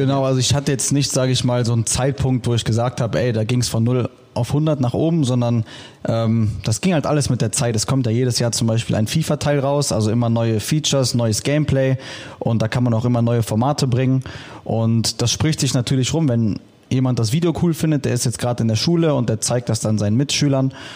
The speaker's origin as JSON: {"language": "German", "town": "Düsseldorf", "region": "North Rhine-Westphalia", "country": "Germany", "said": "ich komme aus Düsseldorf"}